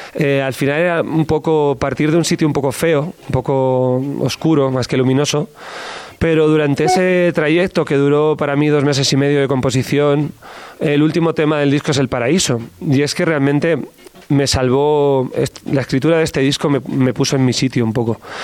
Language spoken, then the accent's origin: Spanish; Basque Country, Spain; Yo soy del norte de España, soy vasco